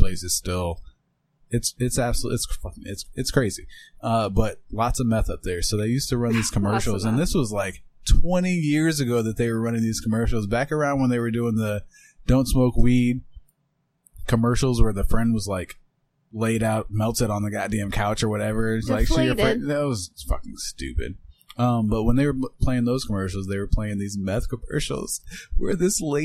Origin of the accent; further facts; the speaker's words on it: Iowa, United States; I'm from Iowa.